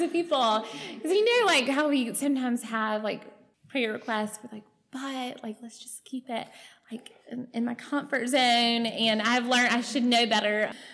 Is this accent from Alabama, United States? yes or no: yes; Alexander City, Alabama, United States; I am from Alexander City, just up the road. Um, I grew up on Lake Martin